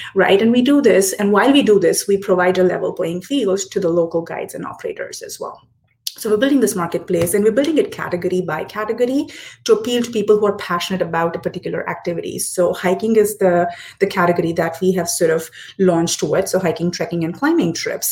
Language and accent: English; Hyderabad, Telangana, India; first language Hindi; English is a second language; moved away; born and raised in Hyderabad, but roots are somewhere in uh, Punjab prior to partition uh, in Pakistan